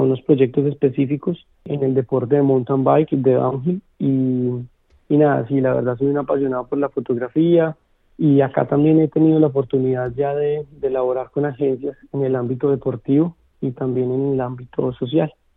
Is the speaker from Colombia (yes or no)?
yes; Colombia; moved away as an adult; now in Melbourne, Australia; desde mi país natal, desde Colombia